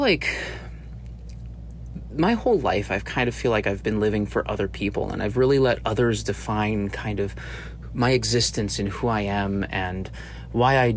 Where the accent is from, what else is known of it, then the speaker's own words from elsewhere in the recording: Arizona, United States; I'm originally from Arizona.